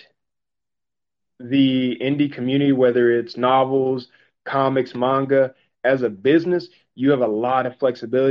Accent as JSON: {"language": "English", "region": "Mississippi", "country": "United States", "tie": "born or raised there", "said": "I was born and raised in Mississippi"}